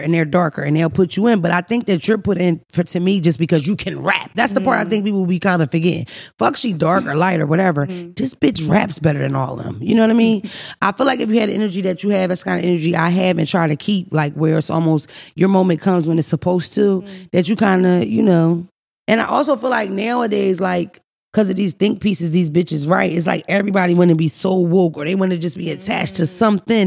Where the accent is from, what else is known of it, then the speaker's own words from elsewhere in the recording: Philadelphia, Pennsylvania, United States; I grew up in North Philly.